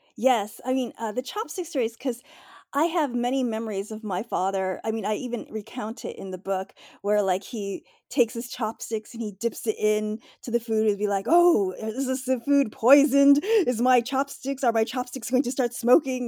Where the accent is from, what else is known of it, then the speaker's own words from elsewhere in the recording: United States; I'm Asian, obviously, but I was born here in the United States